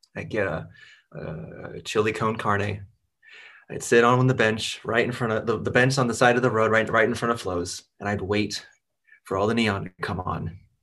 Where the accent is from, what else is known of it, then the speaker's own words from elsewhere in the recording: Seattle, Washington, United States; I'm from Seattle